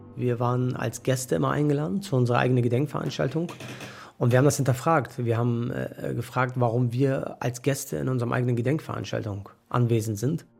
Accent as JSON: {"language": "German", "town": "Mölln", "region": "Schleswig-Holstein", "country": "Germany", "moved": "yes", "said": "ich bin ehemaliger Möllner"}